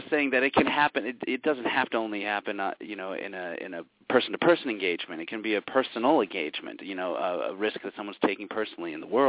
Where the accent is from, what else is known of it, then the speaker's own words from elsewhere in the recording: New York City, New York, United States; moved away; I was born in New York City, and now I'm up in the sticks